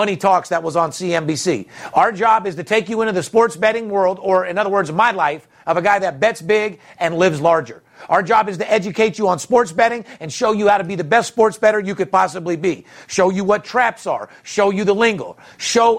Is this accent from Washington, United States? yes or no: no; Las Vegas, Nevada, United States; I'm born and raised in Vegas